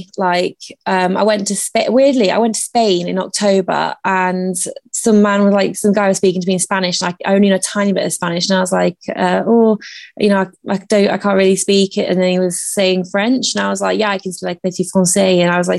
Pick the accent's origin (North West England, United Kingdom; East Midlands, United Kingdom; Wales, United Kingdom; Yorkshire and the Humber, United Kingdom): East Midlands, United Kingdom; Derby; also born or lived in Italy / Brussels, Belgium / St. Ives; So I was born in Derbyshire.